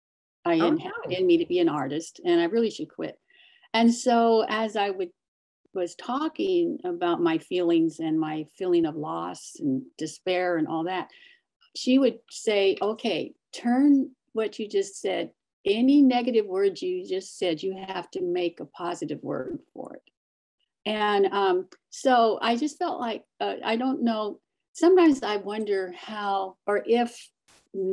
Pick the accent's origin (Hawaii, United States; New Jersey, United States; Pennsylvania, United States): Hawaii, United States; I grew up in Hawaii in a Japanese family